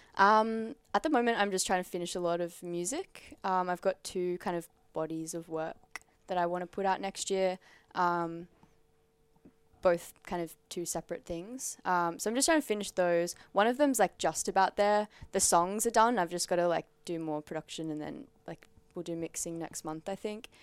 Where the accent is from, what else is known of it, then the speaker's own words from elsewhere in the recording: Central Coast, New South Wales, Australia; now in Sydney, Australia; I'm from the Central Coast